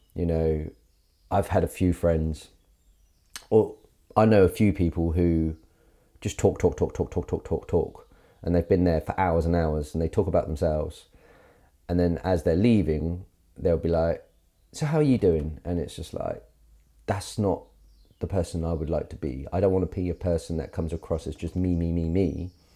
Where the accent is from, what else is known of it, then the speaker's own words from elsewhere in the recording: Carisbrooke, South East England, United Kingdom; moved away; I grew up in Carisbrook, um, and it's a wonderful village